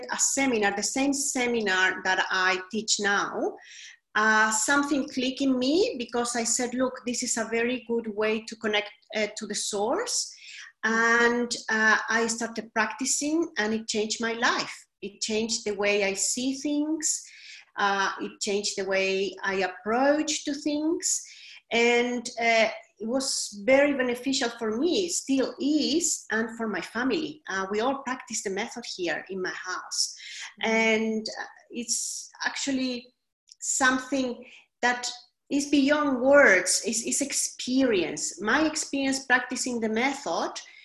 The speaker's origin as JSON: {"language": "English", "country": "Chile", "also_born_or_lived": "Sydney, Australia", "moved": "yes", "lives_now": "London, United Kingdom", "said": "I am originally from Chile in South America, but I have lived a long time in Australia"}